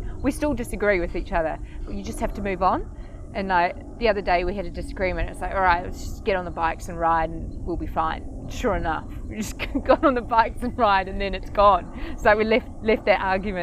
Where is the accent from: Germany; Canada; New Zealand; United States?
New Zealand; Bombay, Auckland; my hometown in Bombay